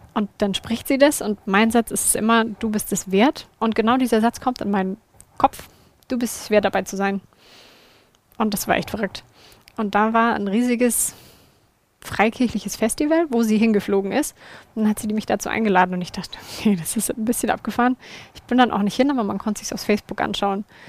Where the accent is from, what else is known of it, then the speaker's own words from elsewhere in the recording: Würzburg, Bavaria, Germany; bei uns in Würzburg in der Gemeinde